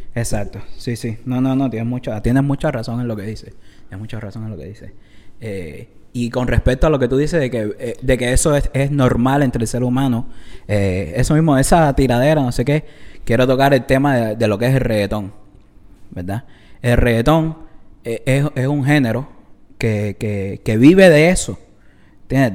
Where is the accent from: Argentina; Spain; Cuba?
Cuba; entre los cubanos